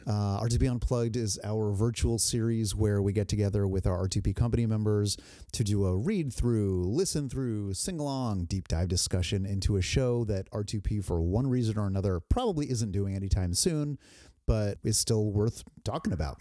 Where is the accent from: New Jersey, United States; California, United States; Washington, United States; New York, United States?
New Jersey, United States; moved away; I grew up in New Jersey